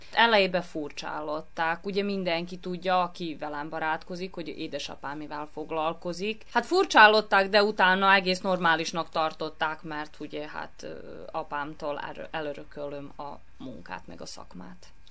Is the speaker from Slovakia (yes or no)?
no; Novi Sad, Vojvodina, Serbia; én ebbe a műhelyben nőttem föl, ugyanis mi itt éltünk, mikor én megszülettem